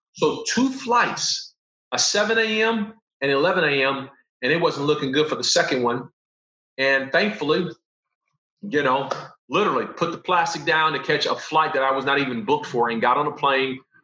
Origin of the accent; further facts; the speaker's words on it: Los Angeles, California, United States; I'm from Los Angeles